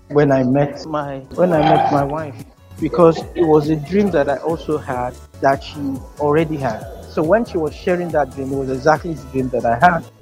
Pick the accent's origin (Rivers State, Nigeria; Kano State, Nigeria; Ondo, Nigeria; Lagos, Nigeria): Kano State, Nigeria; Kano; I was born in Kano. I can speak Hausa fluently.